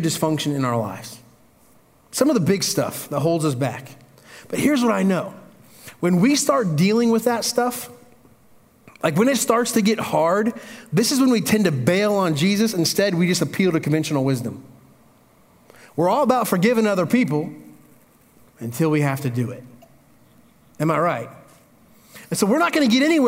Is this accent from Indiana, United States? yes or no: yes; Indiana, United States; moved away; I grew up in Indiana. That's country